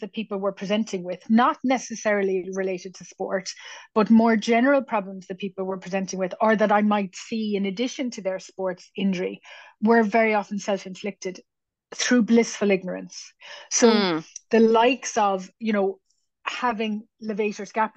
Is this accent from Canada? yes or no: no; Cork, Munster, Ireland; I born and raised in Cork